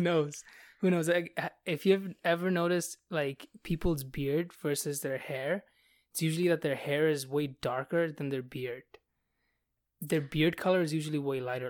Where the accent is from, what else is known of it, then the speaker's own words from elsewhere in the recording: Bangladesh; now in Canada; I'm from Bangladesh where, like, nobody has blonde hair.